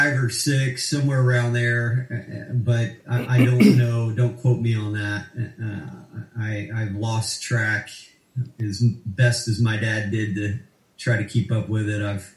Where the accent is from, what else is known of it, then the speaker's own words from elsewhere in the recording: Arkansas City, Kansas, United States; also born or lived in London / Houston; I was born in London, lived there for about 5.5 years. And then we moved to Houston, lived there for a couple years, and moved to Kansas when I was, I guess, eight years old or about.